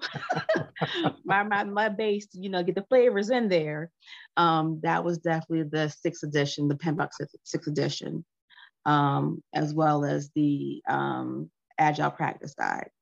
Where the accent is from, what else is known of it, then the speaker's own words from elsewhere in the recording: United States; first language English; I'm American, so English was my first language, but not my best language